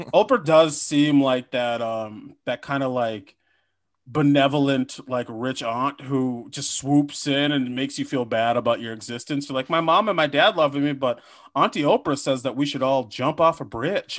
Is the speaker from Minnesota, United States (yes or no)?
yes; Minnesota, United States; I am from Minnesota